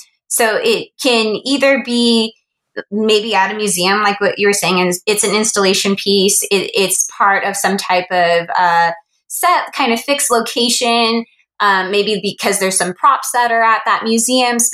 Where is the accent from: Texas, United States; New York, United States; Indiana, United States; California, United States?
California, United States; Los Angeles; I am originally from Los Angeles, kind of grew up around entertainment and media